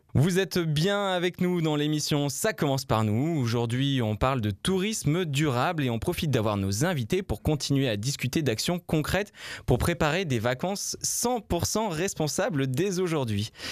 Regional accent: France; j'habite en France, je suis français

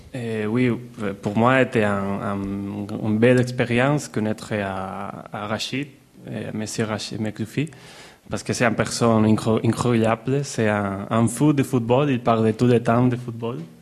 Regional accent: Barcelona, Catalonia, Spain; French is a second language; also born or lived in Brussels; je suis de Barcelone

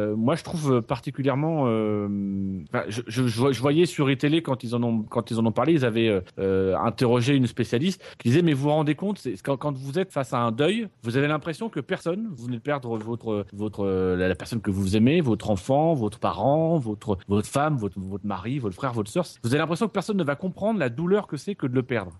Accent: France; chez nous en France

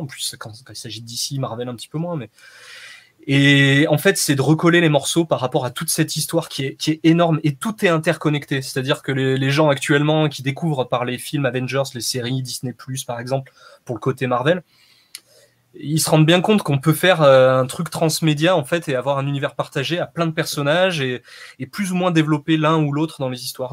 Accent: Saint-Étienne, Auvergne-Rhône-Alpes, France; moved away; Je suis né à Saint-Etienne, ouais. Ça fait 18 ans que j'y suis plus, mais, mais je suis originaire de là-bas, ouais.

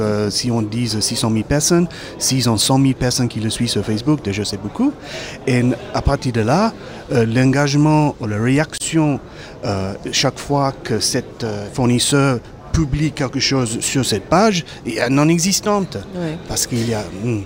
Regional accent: Cape Town, Western Cape, South Africa; French is a second language; now in Périgord, France; Je viens du Cap, en Afrique du Sud

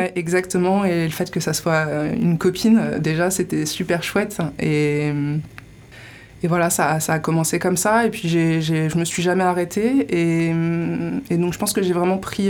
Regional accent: Colombes, Île-de-France, France; moved away as an adult; now in Landes, France; j'ai grandi en région parisienne. J'ai grandi à Colombes, d'ailleurs

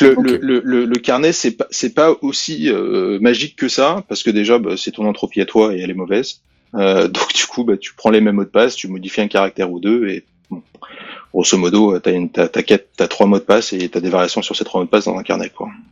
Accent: France; now in England, United Kingdom; je suis français, ça ok, mais je vis en Angleterre

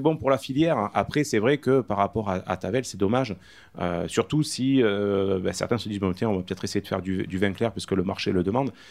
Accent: Caumont-sur-Durance, Provence-Alpes-Côte d'Azur, France; Donc tu as Comment-sur-Durance, mon village natal

